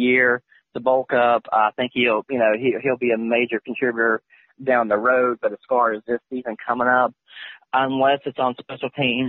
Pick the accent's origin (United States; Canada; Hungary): United States; West Virginia; my home state of West Virginia